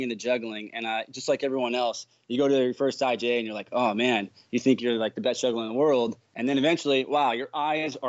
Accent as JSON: {"language": "English", "town": "Minneapolis", "region": "Minnesota", "country": "United States", "tie": "born or raised there", "moved": "yes", "lives_now": "Orlando, United States", "said": "I was born in Minneapolis, Minnesota"}